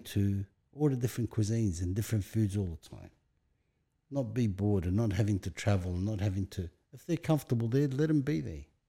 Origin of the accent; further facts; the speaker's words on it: Sydney, New South Wales, Australia; English is a second language; also born or lived in Lebanon / Bankstown / Greenacre; I was raised in Punch Bowl, moved to Bankstown, Greenacre, and I've been within five kilometre radius from the day I come to Australia